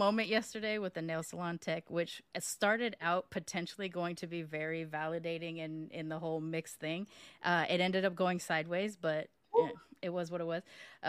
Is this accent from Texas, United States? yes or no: no; Long Beach, California, United States; also born or lived in Sacramento; now in Houston, United States; I'm from California. I'm from Long Beach. Well, technically, I was born in Sacramento, but I grew up all around California, and I assigned Long Beach to the, you know, like, going down the whole thing.